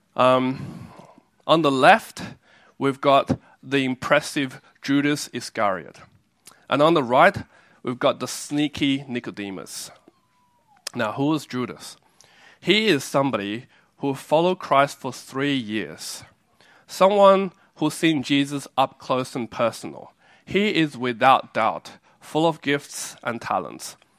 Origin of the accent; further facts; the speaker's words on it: Australia; also born or lived in China / Taiwan; I was born in a country and I grew up in Australia